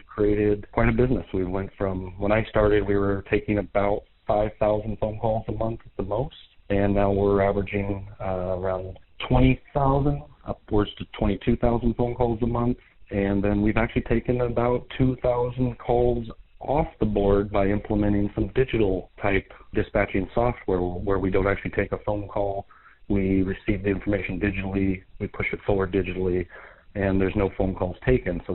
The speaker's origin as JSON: {"language": "English", "town": "Longview", "region": "Washington", "country": "United States", "tie": "born or raised there", "said": "I lived in Longview my entire life, 45 years. I've went to R.A. Long High School, a whole Longview schools"}